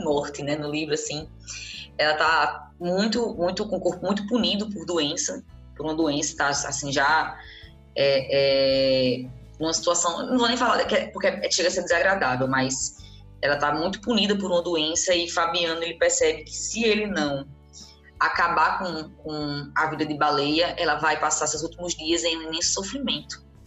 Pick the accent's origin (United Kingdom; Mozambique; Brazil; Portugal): Brazil; nós, enquanto brasileiras e brasileiros